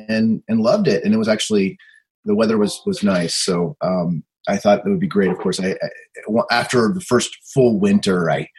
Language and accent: English; Oklahoma, United States; moved away as an adult; also born or lived in Iowa / Austin, Texas; now in Edmonton, Canada; I grew up in Oklahoma, as you said. I'm from third and fourth generation Oklahoma-raised families that all came pursuing the first iteration of the oil boom. So I was rooted